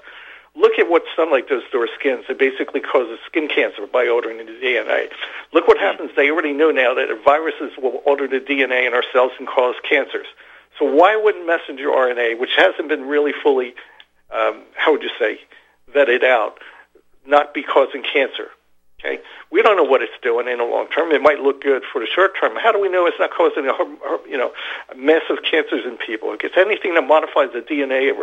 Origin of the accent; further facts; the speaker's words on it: United States; we as American people in our workforce in our community